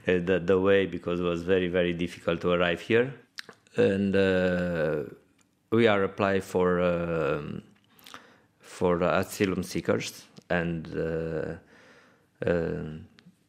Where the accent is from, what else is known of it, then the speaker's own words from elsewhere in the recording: Alba Iulia, Alba County, Romania; English is a second language; moved away as an adult; now in Dublin, Ireland; We are coming from Romania in the Transylvania part